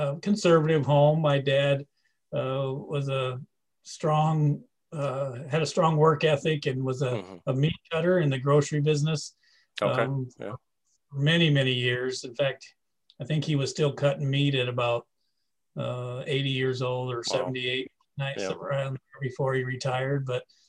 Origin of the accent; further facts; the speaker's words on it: near Davenport, Iowa, United States; moved away; I grew up in a little town. Thriving metropolis of 150, just outside of Davenport